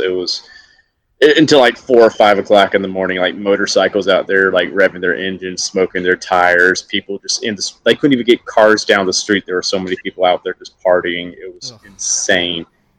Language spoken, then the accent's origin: English; Alabama, United States; now in New York, United States; I'm from Alabama originally, so we don't have the grid system in my hometown.